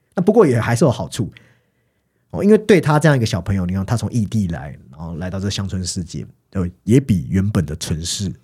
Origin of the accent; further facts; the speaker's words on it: Taiwan; 以前我们成长在那种充满人情味的地方，下课后其实左邻右舍似乎都认识你